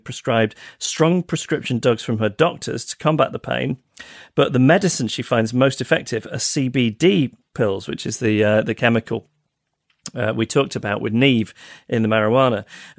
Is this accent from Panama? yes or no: no; United Kingdom; now in Vancouver, California, United States; I'm a Brit living in Vancouver